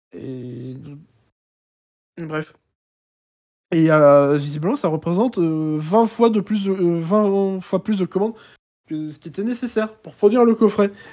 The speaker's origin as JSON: {"language": "French", "country": "France", "said": "je parle en tant que français"}